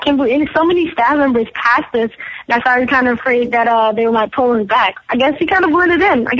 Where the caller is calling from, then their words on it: New Jersey, United States; from New Jersey.